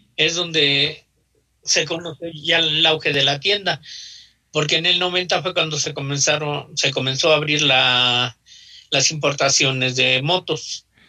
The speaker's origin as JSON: {"language": "Spanish", "region": "Mexico City", "country": "Mexico", "tie": "born or raised there", "said": "Yo nací en la colonia Janitzio. Está pegadito a la colonia Morelos. Ok. Soy chilango."}